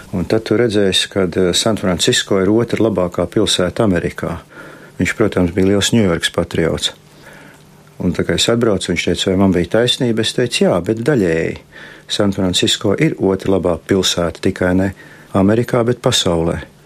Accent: Riga, Latvia; es esmu dzimis Rīgā un visu mūžu dzīvojis Rīgā

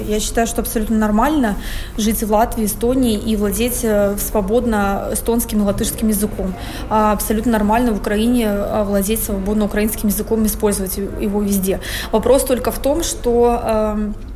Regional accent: Russia; я э, россиянка

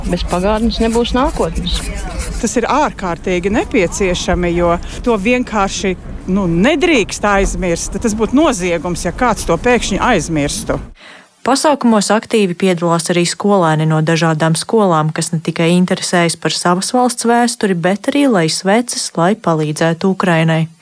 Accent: Koknese, Latvia; Es esmu no Kokneses.

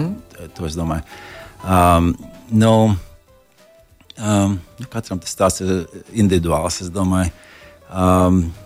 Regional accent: Latvia; moved away as an adult; also born or lived in Florida; now in United States; no, no Latvijas

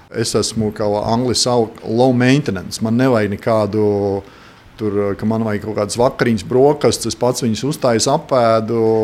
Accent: Latvia; moved away as an adult; now in United States; mēs esam divi latvieši

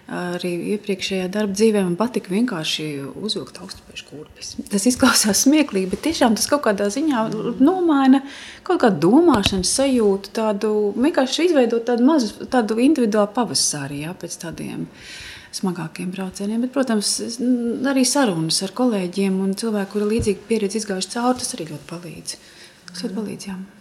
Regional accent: Latvia; mēs sakam no Latvijas

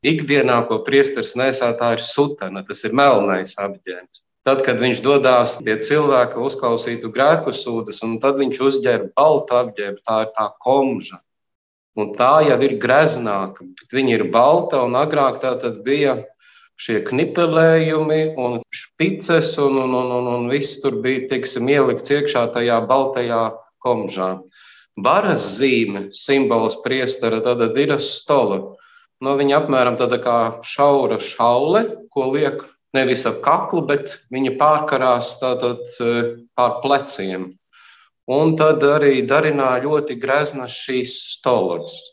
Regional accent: Varakļāni, Latgale, Latvia; moved away; pats nāku, esmu dzimis Varakļānos

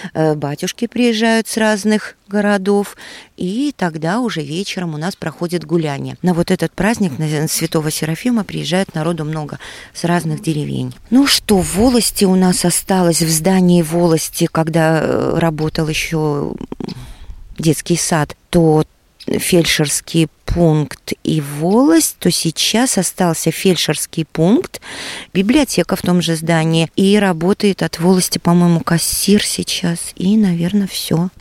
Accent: Ludza, Ludza Municipality, Latvia; moved away as an adult; now in Goliševa, Latvia; родилась и выросла в Лудзе, родители у меня тоже оттуда

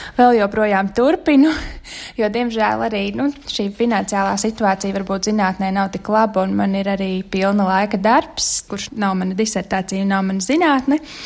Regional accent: Latvia; moved away; mēs esam latvieši

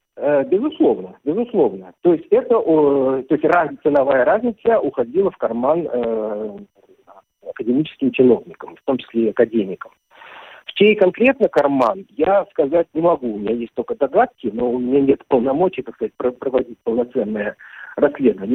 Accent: Kazan, Tatarstan, Russia; moved away as an adult; Казань – это мой родной город. Я там родился, вырос, окончил школу

